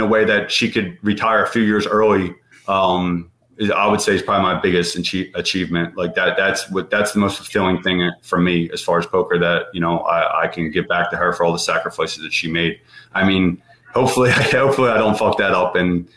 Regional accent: Philadelphia, Pennsylvania, United States; growing up in Philly, you know, I barely left my neighborhood

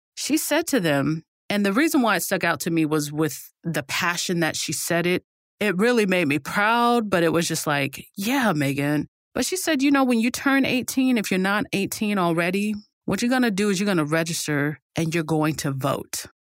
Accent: United States; as an American

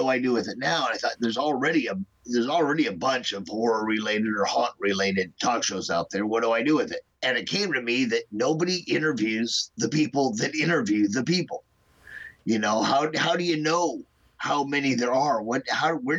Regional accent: Omaha, Nebraska, United States; also born or lived in Kansas City; I'm not from Chicago. I'm from Omaha

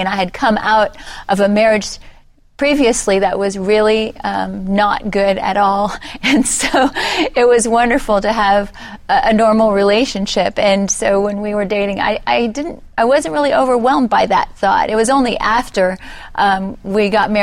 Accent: Texas, United States; I grew up in Texas.

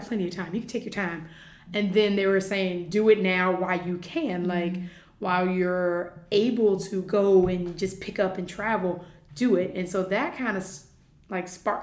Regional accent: Virginia, United States; moved away as an adult; now in United Arab Emirates; I am originally from Virginia in the United States. And I moved out here in August of 2017, so this is my third year, just completed my third year here in the UAE

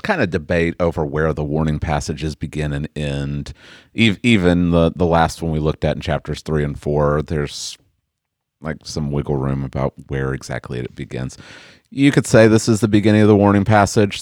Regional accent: Oklahoma, United States; I was born and raised in Oklahoma

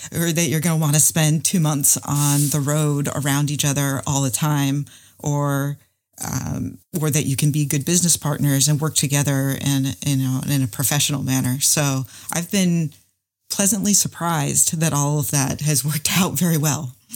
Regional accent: North Carolina, United States; I'm from North Carolina, and I'm an engineer

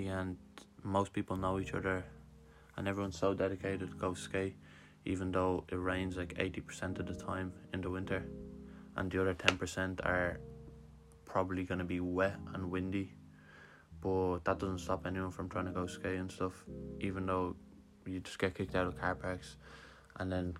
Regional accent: Lithuania; now in Dublin, Ireland; I'm originally from Lithuania, but I live in Dublin

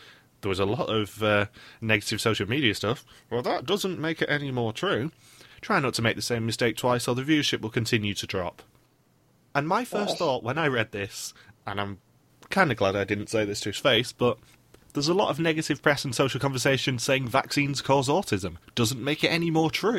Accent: United Kingdom; my fellow Brit

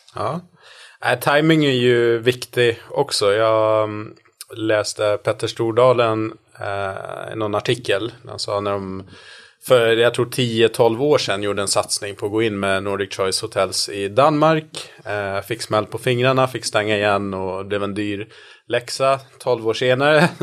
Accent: Gotland, Sweden; now in Stockholm, Sweden; i Stockholm där jag bor och sen är jag uppvuxen på Gotland

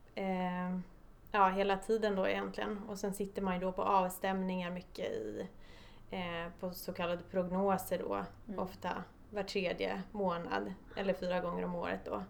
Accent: Stockholm, Stockholm County, Sweden; jag är född och uppvuxen i Stockholm

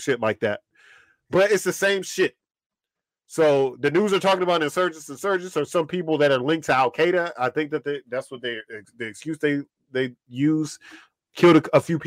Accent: Washington, District of Columbia, United States; My mom pooped me out in DC, and then I was here.

